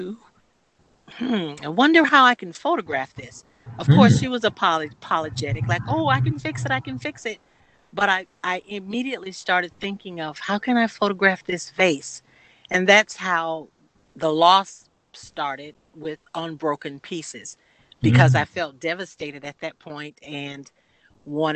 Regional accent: Sanford, Florida, United States; I'm from a large family, and we are from Sanford, Florida, as well

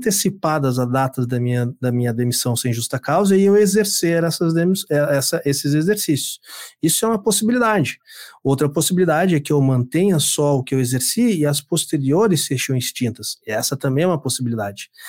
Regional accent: Rio Grande do Sul, Brazil; also born or lived in Mato Grosso do Sul; Eu sou, sou sertanejo, sou do Mato Grosso do Sul. Mas eu sou criado aqui no, no, no Rio Grande do Sul há muitos ah, anos.

